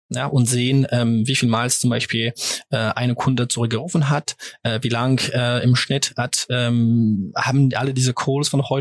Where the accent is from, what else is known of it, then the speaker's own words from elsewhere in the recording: France; German is a second language; Auf Deutsch ein bisschen äh, zusammen, wie du es erwähnt hast, bin ich Franzose.